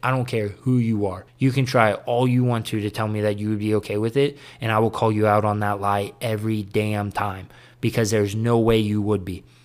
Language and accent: English; United States; being an American